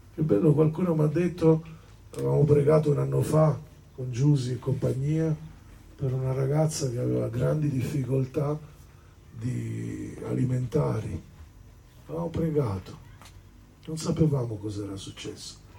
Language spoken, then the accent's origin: Italian; Sicily, Italy; sono del sud, no? sono siciliano